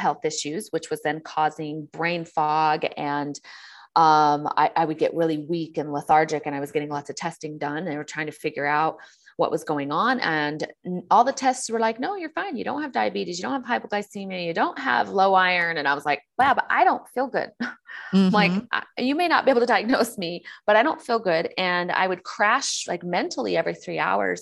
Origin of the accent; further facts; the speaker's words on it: San Diego, California, United States; I'm from San Diego and California